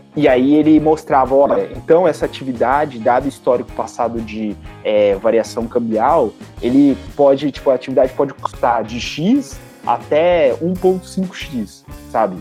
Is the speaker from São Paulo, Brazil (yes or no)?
yes; Bauru, São Paulo, Brazil; eu sou eu sou de Bauru, né? Sou filho da Unesp lá de Bauru